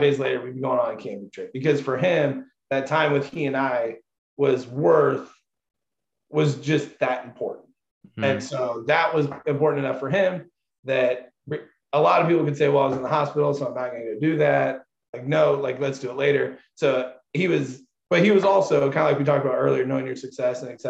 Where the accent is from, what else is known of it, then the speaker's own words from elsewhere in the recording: Zionsville, Indiana, United States; I grew up in Zionsville.